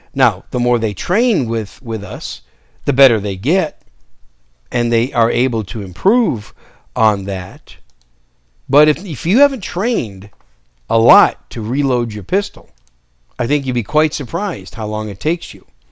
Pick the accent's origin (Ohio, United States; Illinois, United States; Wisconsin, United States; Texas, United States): Wisconsin, United States; moved away as an adult; Most of you know Wisconsin's my home state, and, uh, I was, I was raised there for the better part of my, well, for my entire childhood and early young adult years